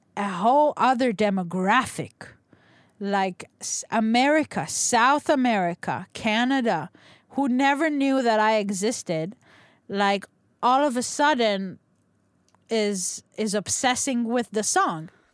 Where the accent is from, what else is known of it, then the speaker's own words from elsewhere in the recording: Nigeria; moved away; I grew up in Nigeria.